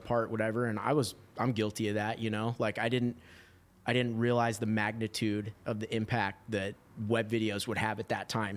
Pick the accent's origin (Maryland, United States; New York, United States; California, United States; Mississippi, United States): California, United States; Huntington Beach; also born or lived in Washington; I grew up in Huntington Beach